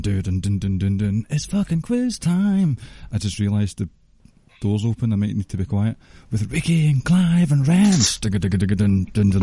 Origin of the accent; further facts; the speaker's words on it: Scotland, United Kingdom; I'm too Scottish